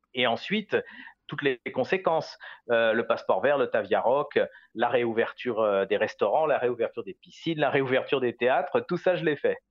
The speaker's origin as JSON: {"language": "French", "country": "France", "moved": "as an adult", "lives_now": "Jerusalem, Israel", "said": "je suis français attaché à mon pays"}